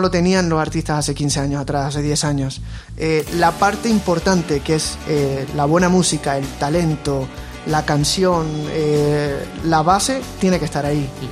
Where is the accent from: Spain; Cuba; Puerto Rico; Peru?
Puerto Rico; mi infancia, yo me crié en Puerto Rico